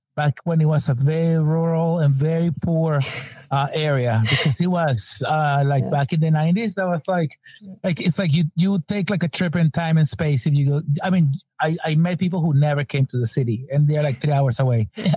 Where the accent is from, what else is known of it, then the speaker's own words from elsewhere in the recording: Venezuela; now in New York, United States; we're both from Venezuela.